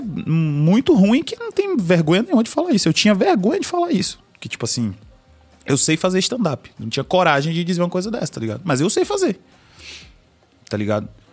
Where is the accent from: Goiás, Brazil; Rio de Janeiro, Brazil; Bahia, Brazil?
Bahia, Brazil; Salvador; Eu moro na Bahia, meu patrão, tá ligado? Moro em Castelo Branco. Meu jeito de falar é outro